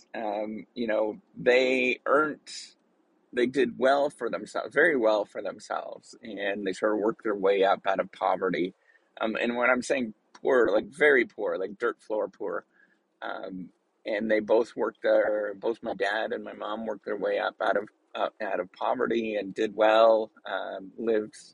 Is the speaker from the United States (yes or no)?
no; Northern Ontario, Canada; I'm Canadian. I was born and raised in actually real, real hardcore Canadian area. And we're sort of the Canadian of the Canadian part. Like Northern Ontario, you know, in a small little town.